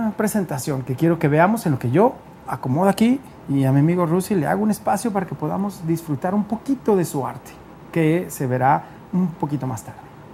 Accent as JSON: {"language": "Spanish", "town": "Guadalajara", "region": "Jalisco", "country": "Mexico", "said": "yo soy de Tapatío"}